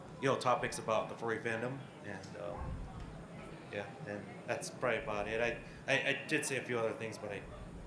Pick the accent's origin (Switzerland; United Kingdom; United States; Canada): United States; San Bernardino, California; from San Bernardino, California